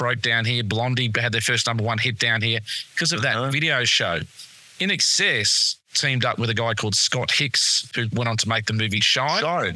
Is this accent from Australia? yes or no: yes; Australia; we are from Australia